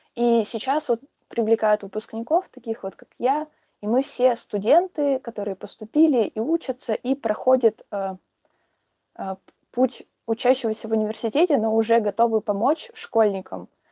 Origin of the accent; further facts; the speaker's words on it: Perm, Perm Krai, Russia; я девочка из Перми